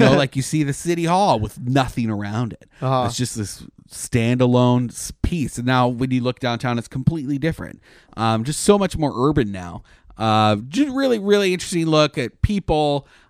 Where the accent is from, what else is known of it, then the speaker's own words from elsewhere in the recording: Canada; now in United States; I was amazed when I came here from Canada. There's like ride programs all the time.